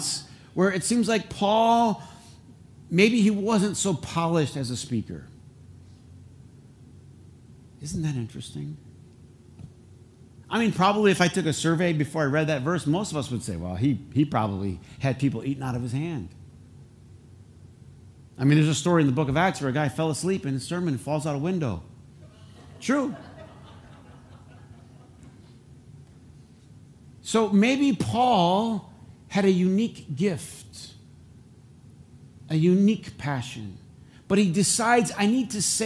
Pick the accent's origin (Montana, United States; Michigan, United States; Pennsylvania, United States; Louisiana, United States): Michigan, United States; Flint; accent: Flint English; I have Flint English